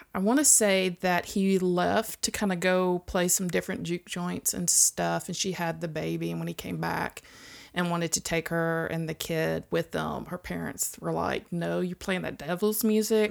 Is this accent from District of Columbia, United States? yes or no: no; Mississippi, United States; I'm from Mississippi